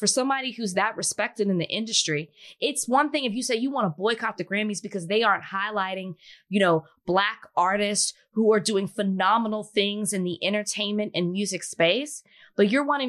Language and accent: English; Dallas, Texas, United States; I'm from Dallas.